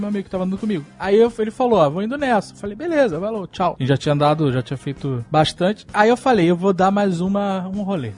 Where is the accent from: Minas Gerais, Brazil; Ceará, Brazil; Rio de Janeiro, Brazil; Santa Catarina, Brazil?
Rio de Janeiro, Brazil; moved away; Quando eu era moleque no Rio de Janeiro